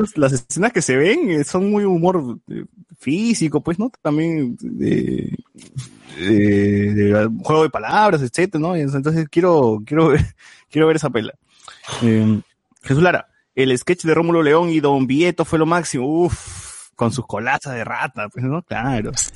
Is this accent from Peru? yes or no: yes; Peru; a mí me conmovió como, peruano